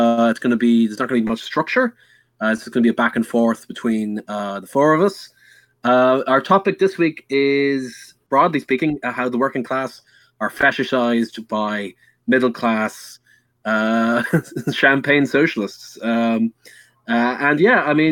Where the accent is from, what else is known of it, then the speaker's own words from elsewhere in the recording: Dublin, Leinster, Ireland; accent: middle class Dublin; the most middle class Dublin accent, my accent basically.